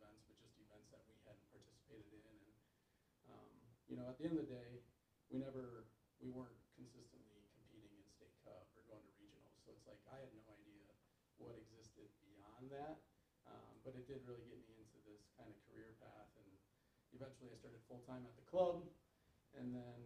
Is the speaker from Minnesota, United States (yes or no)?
no; Dubuque, Iowa, United States; growing up in Dubuque